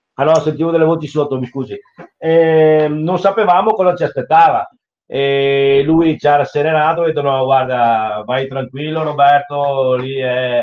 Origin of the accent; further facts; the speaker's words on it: Treviso, Veneto, Italy; dalle nostre parti a Treviso